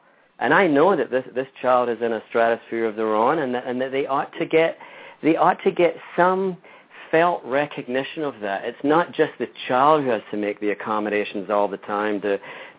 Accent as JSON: {"language": "English", "region": "Scotland", "country": "United Kingdom", "tie": "born or raised there", "moved": "yes", "said": "I grew up in Scotland and Great Britain"}